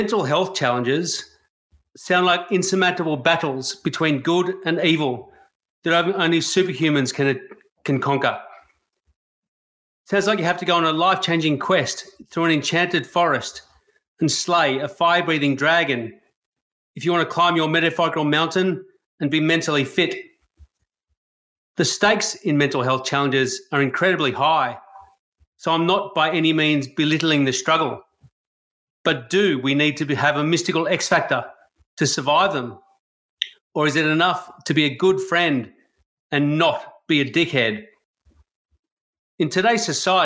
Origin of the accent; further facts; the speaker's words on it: Australia; I love being Australian